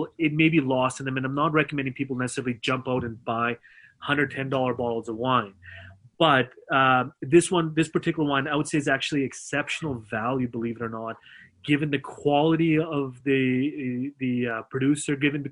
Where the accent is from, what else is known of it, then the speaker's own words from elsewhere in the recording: Canada; I love being Canadian. I'm Mr. Canada